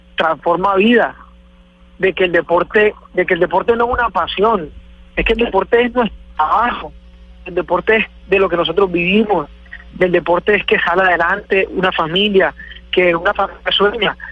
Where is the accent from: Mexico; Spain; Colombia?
Colombia; mi tierra